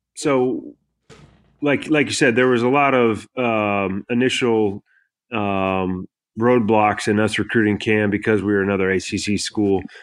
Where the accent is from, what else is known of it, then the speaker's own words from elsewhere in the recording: Kansas, United States; moved away; also born or lived in North Carolina / Tennessee; I grew up in Kansas